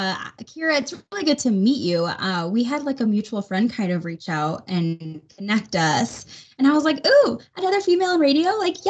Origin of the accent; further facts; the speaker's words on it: Chicago, Illinois, United States; moved away as an adult; now in Denver, United States; when I first moved to Colorado, I'm not from here. I'm originally from the Chicagoland area, and I've kind of bounced around with radio a little bit and found myself in Denver with my now fiance.